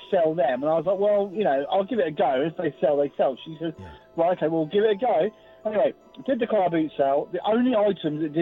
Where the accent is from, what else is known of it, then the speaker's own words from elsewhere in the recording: Luton, East of England, United Kingdom; I'm originally from a town which is not too far from Kath. I think I've told you before, I was born and raised in Luton.